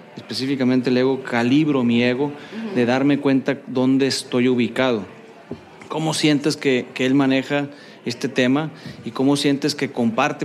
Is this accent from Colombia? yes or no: no; Culiacán, Sinaloa, Mexico; now in Monterrey, Mexico; yo soy foráneo, soy de Culiacán y vengo a a Monterrey